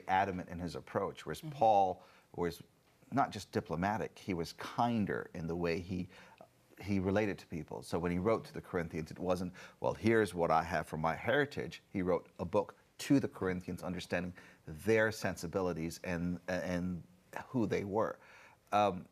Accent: India; moved away; growing up in India

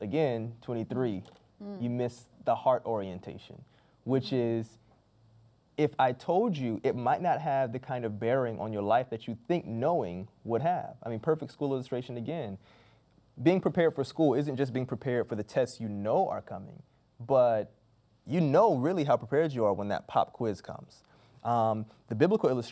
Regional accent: Florida, United States; Growing up in Florida, we knew seasonally hurricanes were going to come

